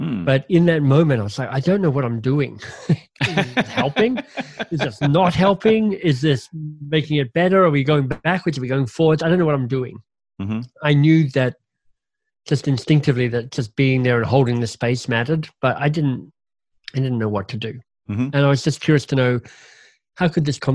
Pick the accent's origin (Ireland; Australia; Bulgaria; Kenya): Australia; moved away as an adult; also born or lived in London, United Kingdom / Boston, United States; now in Toronto, Canada; I'd left Australia and I'd moved to England to study and got my first job finally out of university